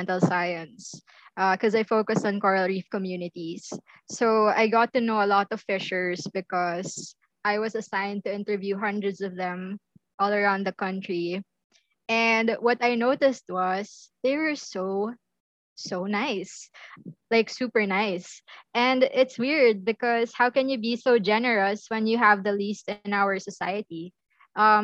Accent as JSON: {"language": "English", "town": "Manila", "region": "Metro Manila", "country": "Philippines", "said": "I was from Manila."}